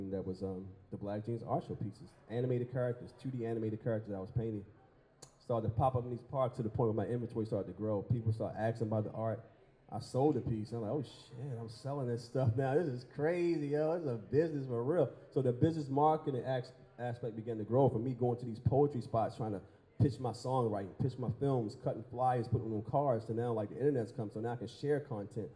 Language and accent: English; Baltimore, Maryland, United States; as a young dreamer in Baltimore growing up in East Baltimore